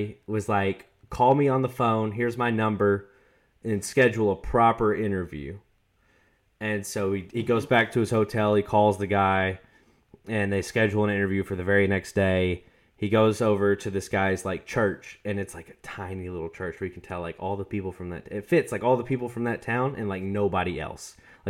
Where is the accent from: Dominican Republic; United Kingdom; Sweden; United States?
United States; the South; We're from the South. There are definitely people that use willy nilly and nitty and gritty.